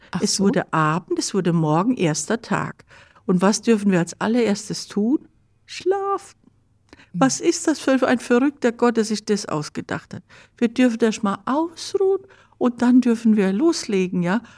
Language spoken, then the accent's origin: German; Germany; bei uns Deutschen